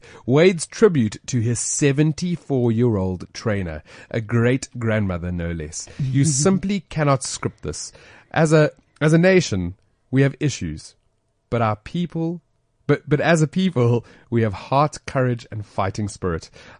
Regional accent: South Africa; us being proudly South African, man.

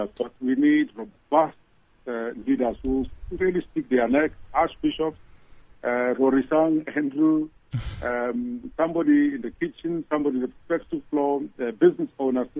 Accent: South Africa; as a South African

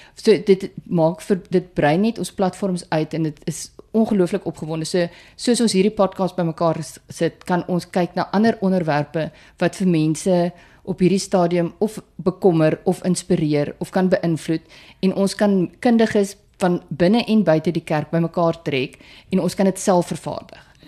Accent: Putsonderwater, Northern Cape, South Africa; moved away; ek 'n boerling van put onder water is en ja, die plek bestaan werklik.

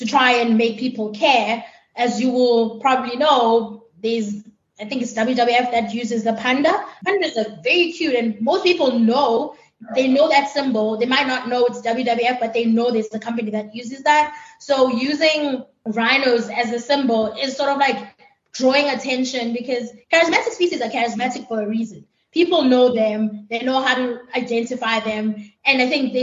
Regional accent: Pietermaritzburg, KwaZulu-Natal, South Africa; moved away as an adult; also born or lived in Kruger National Park, South Africa; now in United States; I am from Pietermaritzburg. I'm currently working and living in the United States.

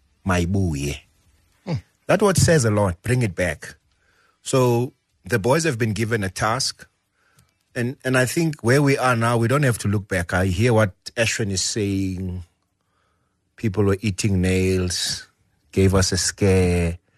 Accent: South Africa; So I think as a South African rugby fraternity, thanks to the support of many people

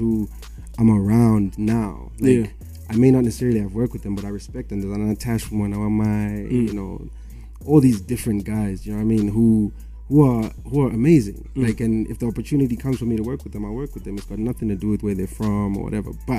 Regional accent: Harare, Zimbabwe; I was born in Mount Pleasant

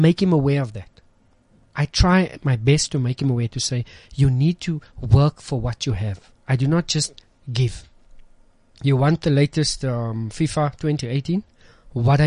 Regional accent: Johannesburg, Gauteng, South Africa; moved away as an adult; I grew up in Westbury

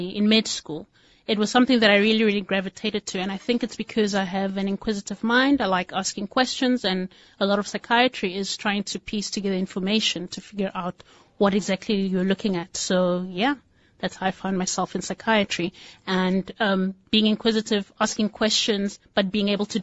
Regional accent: Nigeria; now in Cape Town, South Africa; I am a Nigerian with a little bit of South African flavor.

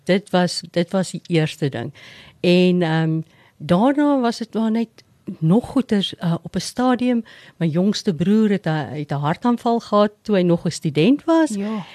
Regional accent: Sabie, Mpumalanga, South Africa; moved away as an adult; also born or lived in Witbank / Pretoria; ek het grootendeels op Sabie groot geword in die Oos-Transvaal

